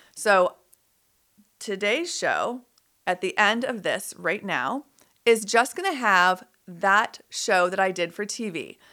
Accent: United States; being an American

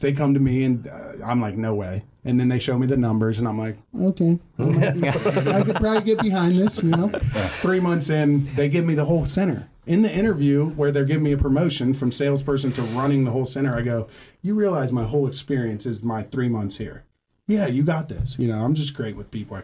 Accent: Columbus, Ohio, United States; I'm from Columbus, Ohio.

